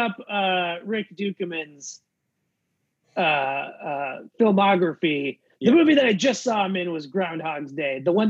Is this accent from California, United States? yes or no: no; Bloomington, Minnesota, United States; in my hometown in Minnesota.